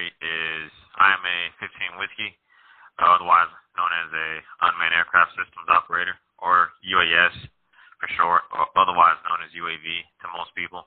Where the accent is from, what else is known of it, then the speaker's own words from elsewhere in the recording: St. Louis, Missouri, United States; moved away as an adult; now in Fort Irwin, United States; Born and raised in St. Louis, Missouri